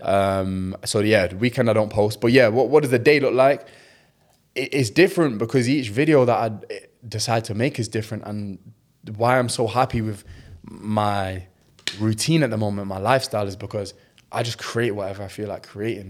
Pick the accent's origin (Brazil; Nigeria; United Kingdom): United Kingdom; England; as a Pakistani, as a British Pakistani